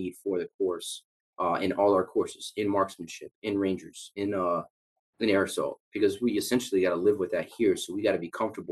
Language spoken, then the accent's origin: English; La Mesa, California, United States; moved away; I was born in San Diego, La Mesa area